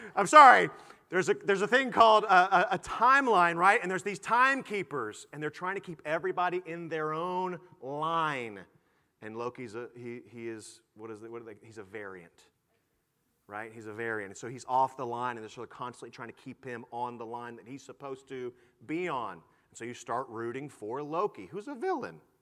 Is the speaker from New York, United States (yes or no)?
no; Houston, Texas, United States; I was born in Houston, Texas